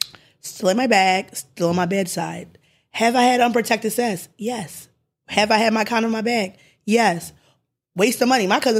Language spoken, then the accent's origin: English; Glenside, Pennsylvania, United States; Glenside, Wincote. Montgomery County.